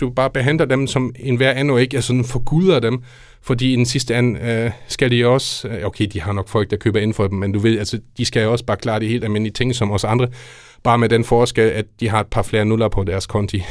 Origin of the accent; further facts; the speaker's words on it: Germany; now in Denmark; som tysk lærer, men ikke mindst og som tysker